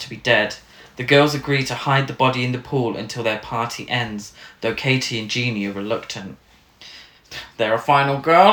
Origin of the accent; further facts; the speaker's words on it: England, United Kingdom; us as English people